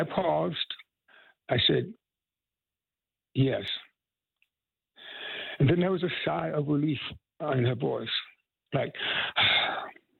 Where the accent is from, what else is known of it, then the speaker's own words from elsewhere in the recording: Tryon, North Carolina, United States; moved away; come back to my home state, an hour away from where I was born